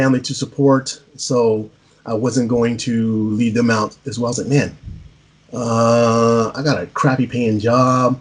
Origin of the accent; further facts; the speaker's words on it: San Antonio, Texas, United States; I'm a mixed race individual growing up in San Antonio, Texas